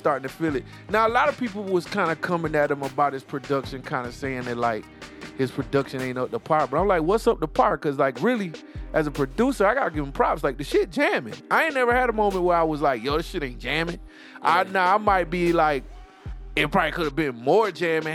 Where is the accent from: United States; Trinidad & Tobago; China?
United States; the Carolinas; We're from the Carolinas